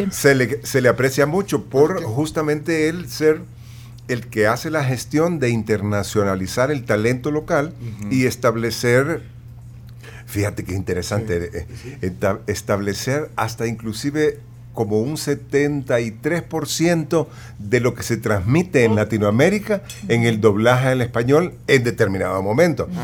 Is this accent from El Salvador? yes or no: yes; San Miguel, El Salvador; accent: migueleño; yo nunca he logrado dejar mi acento migueleño